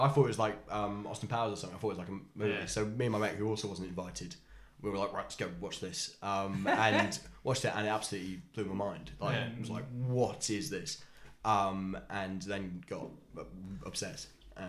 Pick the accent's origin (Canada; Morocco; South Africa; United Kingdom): South Africa; born there; For number one, I was born in South Africa.